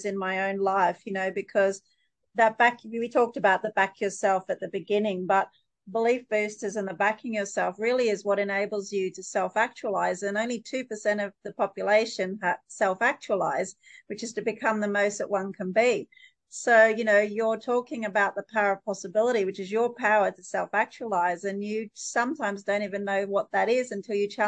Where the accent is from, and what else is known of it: Townsville, Queensland, Australia; born or raised there